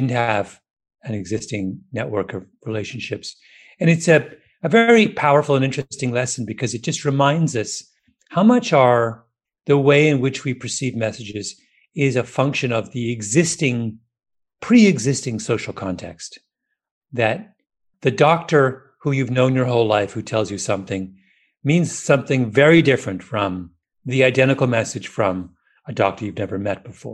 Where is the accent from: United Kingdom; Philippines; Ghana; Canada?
United Kingdom; England; I'm an Englishman.